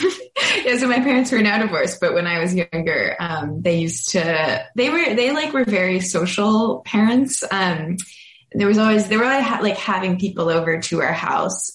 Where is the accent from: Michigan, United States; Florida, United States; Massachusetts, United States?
Massachusetts, United States; Boston; now in Brooklyn, United States; I am from Boston and I live in, recently moved to Brooklyn, New York.